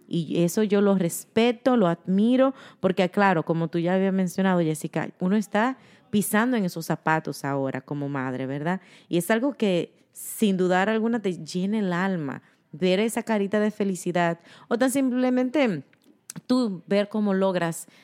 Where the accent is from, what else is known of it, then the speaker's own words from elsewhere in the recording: Dominican Republic; moved away; somos dominicanas